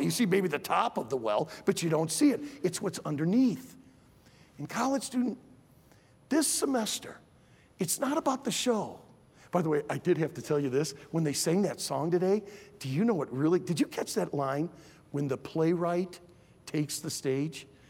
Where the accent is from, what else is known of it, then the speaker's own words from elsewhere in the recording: Michigan, United States; I grew up in Michigan